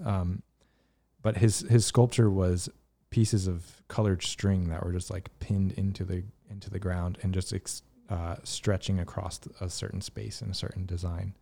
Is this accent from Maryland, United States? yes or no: no; Virginia, United States; I grew up in Virginia